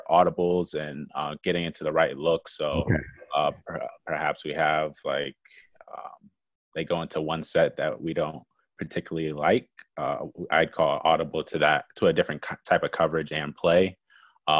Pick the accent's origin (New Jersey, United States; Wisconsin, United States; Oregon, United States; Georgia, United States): Wisconsin, United States; Mequon; I'm from Mequon, Wisconsin